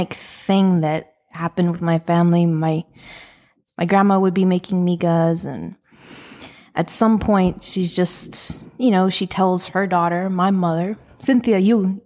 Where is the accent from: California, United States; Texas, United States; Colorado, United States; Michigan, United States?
Texas, United States; San Antonio; I'm from San Antonio, Texas. Lived here my whole life.